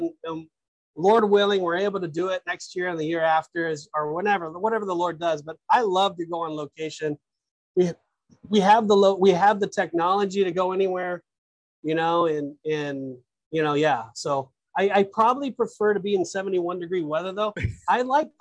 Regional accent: Florida, United States; I'm from Florida

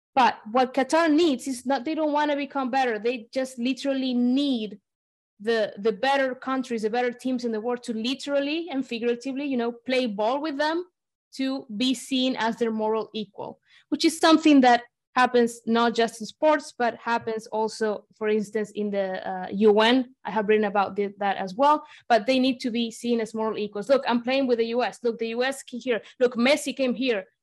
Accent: Argentina; I'm from Argentina

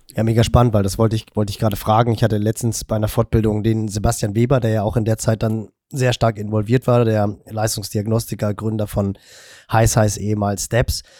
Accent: Hamburg, Germany; ich bin im Norden von Hamburg groß geworden

